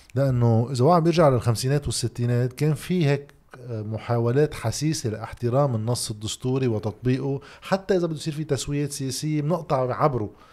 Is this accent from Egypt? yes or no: no; Lebanon; عندنا بلبنان